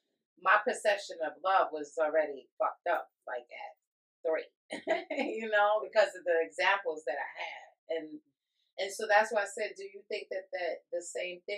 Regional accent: New York, United States; now in Connecticut, United States; I'm from New York, but when I was growing up, there was heroin and there was crack.

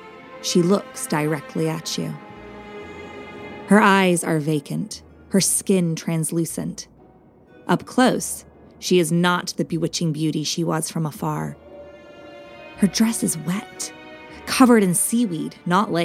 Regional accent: Southampton, South East England, United Kingdom; now in London, United Kingdom; I'm originally from Southampton, England, you know, where the Titanic sailed from.

